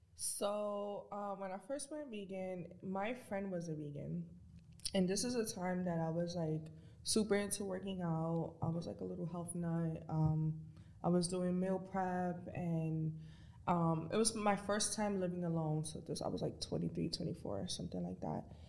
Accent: New York City, New York, United States; I grew up in the Bronx, New York

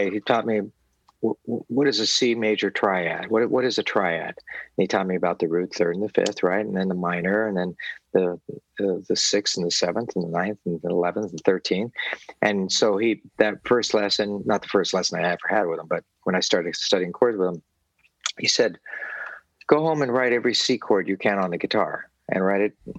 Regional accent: Palos Verdes, California, United States; I grew up in the South Bay in an area called Palos Verdes

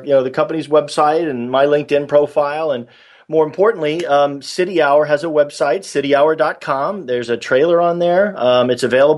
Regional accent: San Diego, California, United States; moved away as an adult; also born or lived in New York; I grew up in San Diego, and I lived in New York for 17 years

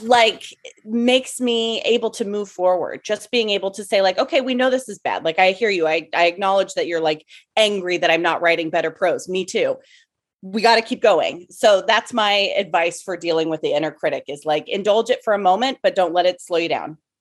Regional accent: Arcata, California, United States; also born or lived in San Francisco Bay Area; now in Los Angeles, United States; I'm from originally a little town in Northern California called Arcata

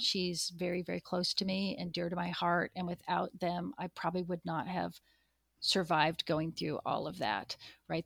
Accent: Pacific Northwest, United States; moved away; I grew up in the Pacific Northwest

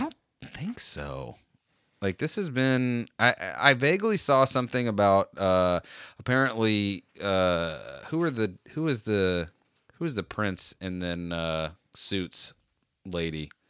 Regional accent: United States; me also as an American

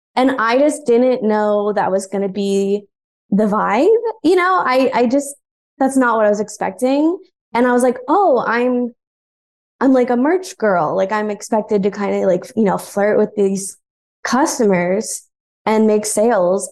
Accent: Atlanta, Georgia, United States; moved away as an adult; also born or lived in Boston / New York; now in Los Angeles, United States; I grew up in Atlanta, but then I went to college elsewhere in Georgia

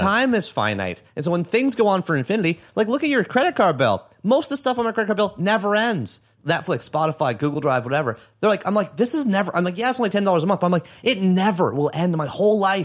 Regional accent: Oshawa, Ontario, Canada; also born or lived in Toronto; I was from Oshawa. That's where I'm from. So I'm from a small town.

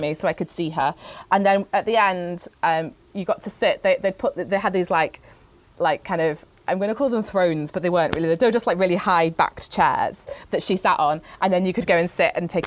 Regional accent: Manchester, North West England, United Kingdom; I was born in Wythenshawe, just outside of Manchester.

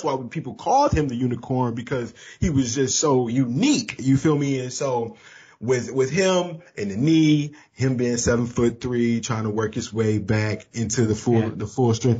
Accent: Saginaw, Michigan, United States; I'm from Saginaw. I'm from the Sag.

